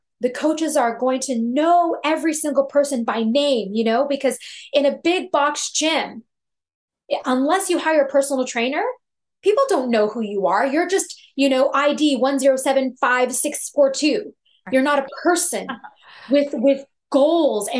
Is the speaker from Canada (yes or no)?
yes; Toronto, Ontario, Canada; I'm from Toronto, Canada